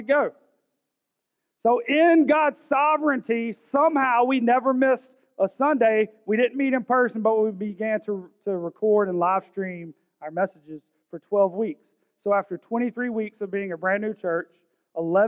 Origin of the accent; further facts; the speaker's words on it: Augusta, Georgia, United States; I'm from South Augusta. I'm from Richmond County